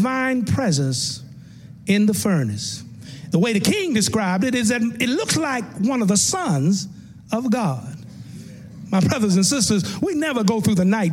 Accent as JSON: {"language": "English", "region": "Tennessee", "country": "United States", "tie": "born or raised there", "said": "the little church I grew up in Tennessee"}